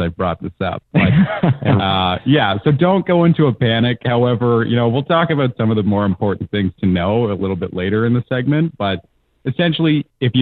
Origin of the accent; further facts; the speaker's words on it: Hamilton, Ontario, Canada; I'm actually from Hamilton myself